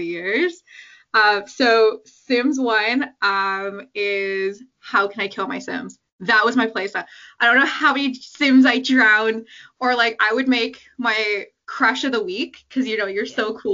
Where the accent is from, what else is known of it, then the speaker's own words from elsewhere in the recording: Canada; I'm from Canada. I've always lived in Canada